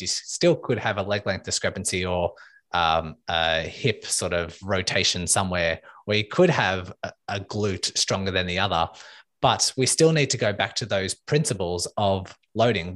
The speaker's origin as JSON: {"language": "English", "town": "Melbourne", "region": "Victoria", "country": "Australia", "said": "I am from Melbourne, Australia"}